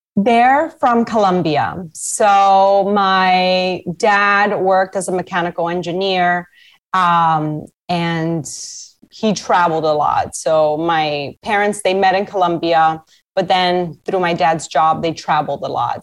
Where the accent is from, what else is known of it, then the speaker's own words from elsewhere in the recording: Miami, Florida, United States; also born or lived in New York; I was born in New York, but my family came down to Miami when I was one.